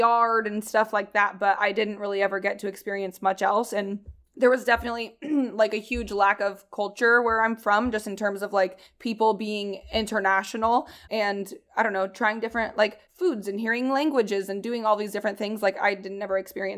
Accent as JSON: {"language": "English", "region": "Indiana", "country": "United States", "tie": "born or raised there", "moved": "as an adult", "said": "all my friends in high school went to Indiana colleges"}